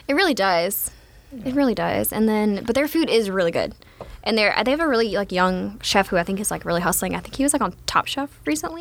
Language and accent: English; Gonzales, Louisiana, United States; also born or lived in Sorrento, Louisiana; I am from Gonzales